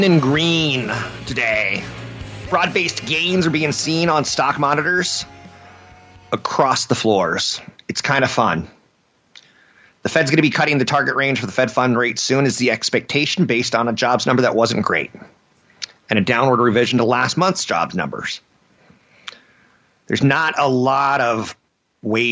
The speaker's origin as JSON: {"language": "English", "country": "United States", "said": "As an American"}